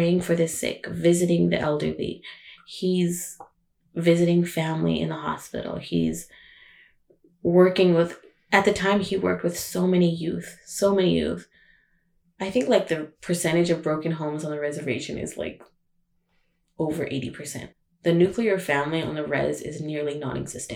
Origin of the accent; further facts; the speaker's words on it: Chinle, Arizona, United States; moved away; I grew up in Chinle, Arizona